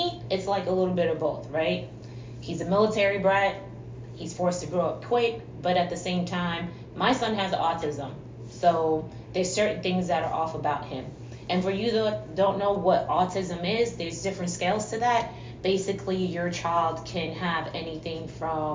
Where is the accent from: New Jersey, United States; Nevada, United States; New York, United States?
New York, United States; New York City; I am originally from New York City